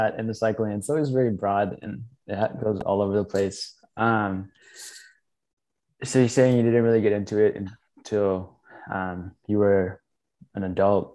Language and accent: English; Midwest, United States; now in Seattle, United States; I'm from the Midwest